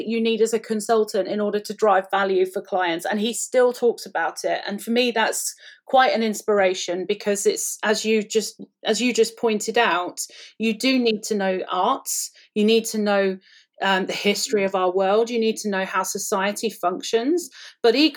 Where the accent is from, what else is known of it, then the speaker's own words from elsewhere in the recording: United Kingdom; I'm British.